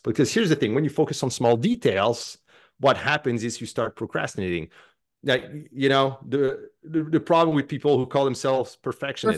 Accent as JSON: {"language": "English", "country": "Canada", "said": "I'm French Canadian"}